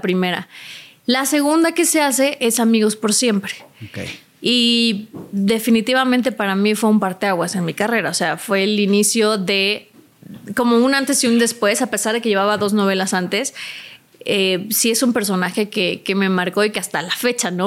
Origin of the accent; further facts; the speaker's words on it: Poza Rica, Veracruz, Mexico; mi ciudad natal, que es Poza Rica, Veracruz.